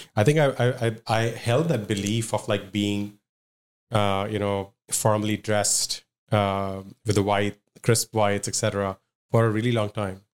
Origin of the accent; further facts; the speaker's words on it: Mumbai, Maharashtra, India; moved away as an adult; also born or lived in Madhya Pradesh / Pune; now in Toronto, Canada; I was born and raised in Bombay, uh, until grade six, grade seven.